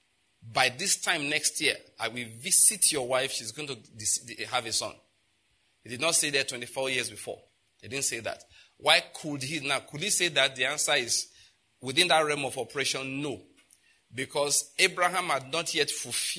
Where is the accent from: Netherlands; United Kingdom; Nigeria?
Nigeria